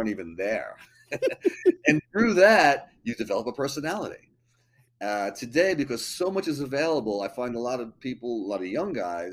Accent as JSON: {"language": "English", "area": "Long Island", "region": "New York", "country": "United States", "tie": "born or raised there", "also_born_or_lived": "Brooklyn, New York", "moved": "as an adult", "lives_now": "Manhattan, United States", "said": "Born in Brooklyn, grew up on Long Island."}